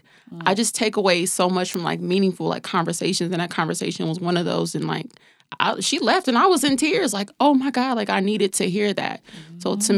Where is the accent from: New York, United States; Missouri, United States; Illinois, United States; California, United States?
California, United States; San Bernardino; I'm from San Bernardino, California.